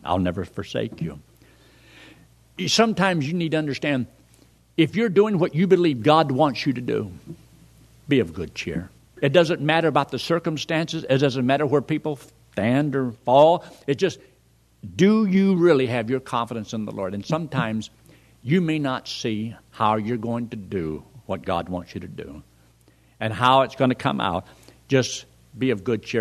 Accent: Colorado, United States; I come from Colorado

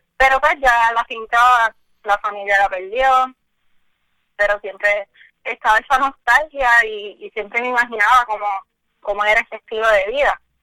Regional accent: Añasco, Puerto Rico; yo soy de Añasco, soy del barrio Ovejas de Añasco

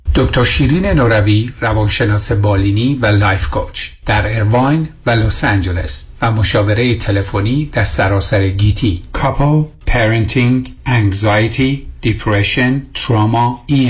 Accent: Iran; moved away; من از خارج از ایران هستم باتون تماس میگیرم

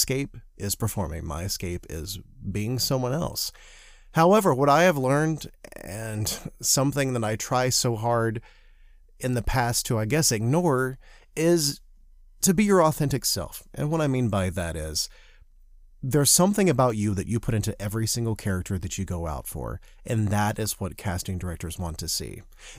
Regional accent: the South, United States; accent: Southern; I spent years trying and learning how to not speak with my Southern accent, which I grew up that was very, very thick for a very long part of my life.

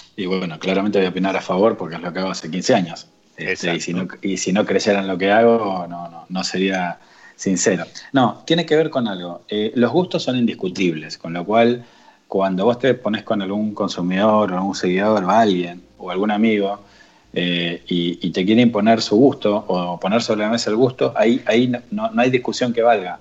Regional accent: Argentina; somos de Argentina

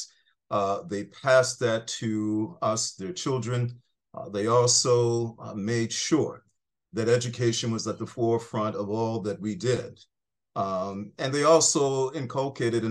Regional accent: Buffalo, New York, United States; I am fundamentally a working class kid from upstate New York. I grew up in Buffalo, New York

